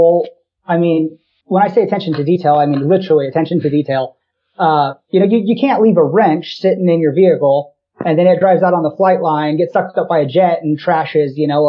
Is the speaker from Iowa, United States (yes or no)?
yes; De Soto, Iowa, United States; I grew up in DeSoto, Iowa, just outside of Des Moines.